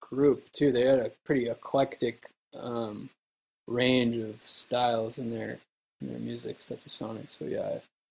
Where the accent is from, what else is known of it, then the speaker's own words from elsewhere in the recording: Nevada City, California, United States; my hometown here in Nevada City